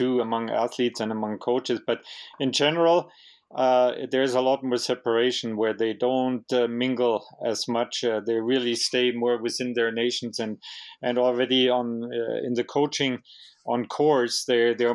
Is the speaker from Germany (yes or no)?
yes; Germany and Bavaria, Germany; now in Canada; being originally from Germany and Bavaria